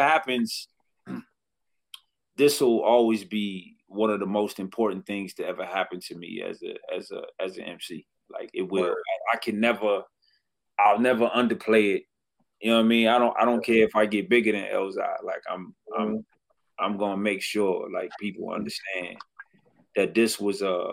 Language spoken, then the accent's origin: English; Detroit, Michigan, United States; I was from Detroit